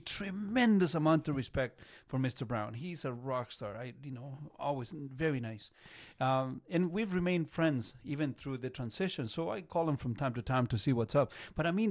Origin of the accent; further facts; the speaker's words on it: Chile; English is a second language; now in Canada; I come from Chile. And Chile, if you are familiar with, you know, geography, is just one long beach